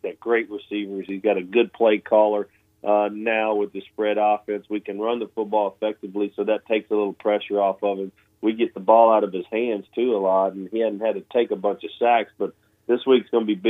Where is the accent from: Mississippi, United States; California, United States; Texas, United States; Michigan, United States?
Mississippi, United States; Starkville; born there; last week was a big game for me and my family because I was born in Starkville.